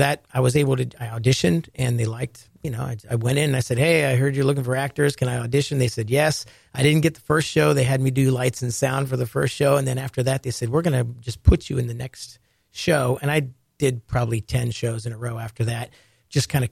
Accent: Ohio, United States; I grew up in Ohio and had a love for the ocean

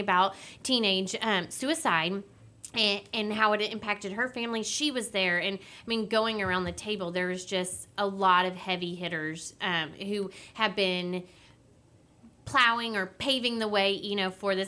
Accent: Willis, Texas, United States; growing up in Willis, I've crossed paths with Judge Mack before

